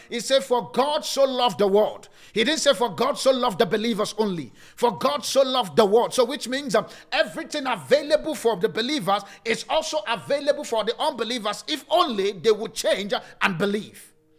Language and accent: English; Nigeria; now in South Africa; I'm from Nigeria